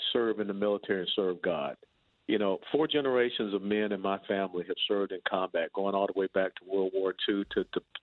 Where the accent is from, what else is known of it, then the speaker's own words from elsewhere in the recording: Georgia, United States; now in Texas, United States; I'm going back to my home state, birth state